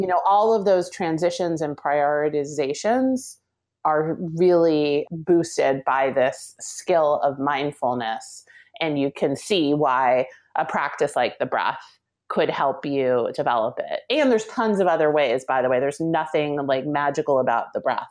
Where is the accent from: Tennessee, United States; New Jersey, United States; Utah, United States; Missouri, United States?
New Jersey, United States; I grew up in Jersey